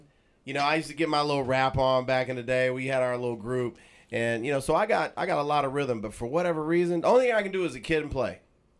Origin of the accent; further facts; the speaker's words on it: Bay Area, California, United States; now in Los Angeles, United States; growing up in the Bay, being a dancer